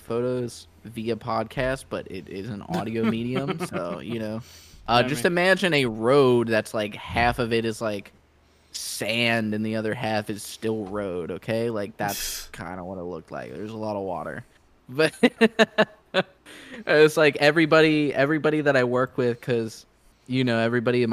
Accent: Northern Kentucky, United States; moved away; I grew up in Northern Kentucky, the company I work for now services there

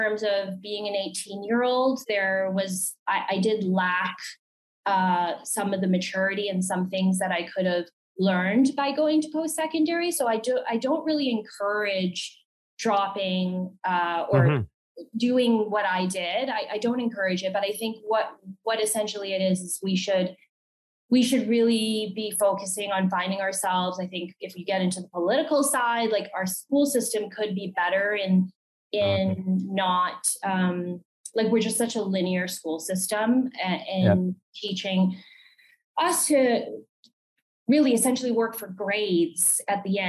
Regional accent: Calgary, Alberta, Canada; I'm from Calgary, Alberta.

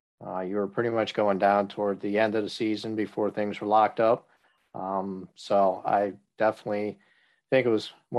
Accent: Buffalo, New York, United States; I'm originally from the Buffalo area

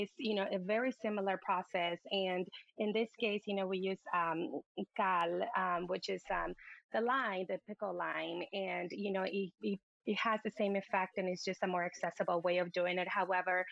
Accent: Puerto Vallarta, Jalisco, Mexico; growing up in Puerto Vallarta

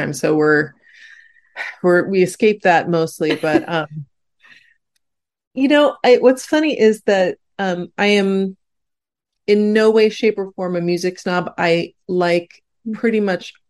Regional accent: California, United States; I'm very Californian

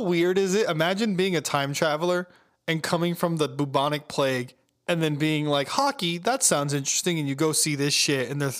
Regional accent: Florida, United States; I am from Florida

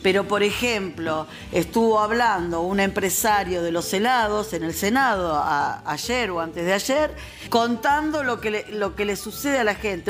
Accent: Argentina

